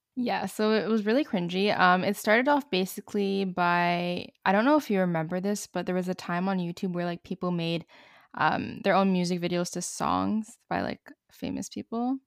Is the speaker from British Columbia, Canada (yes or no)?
no; Montreal, Quebec, Canada; I'm from Montreal, Canada